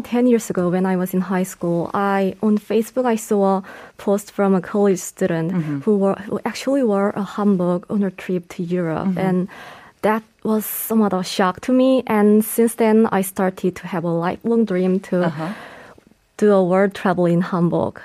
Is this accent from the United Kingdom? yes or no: no; Jeju Island, South Korea; it's my hometown